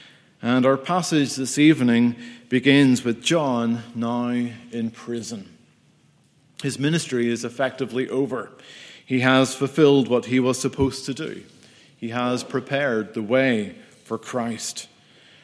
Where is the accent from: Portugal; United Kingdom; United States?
United Kingdom; I am from the United Kingdom of Great Britain and Northern Ireland.